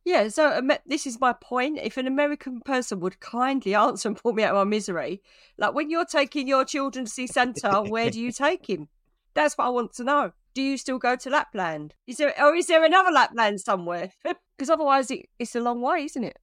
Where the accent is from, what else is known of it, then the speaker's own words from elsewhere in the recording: United Kingdom; I'm proud to be British